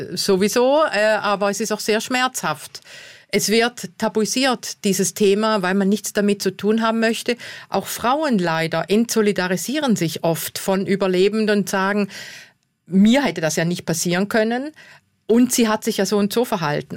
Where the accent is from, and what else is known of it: South Tyrol, Trentino-Alto Adige, Italy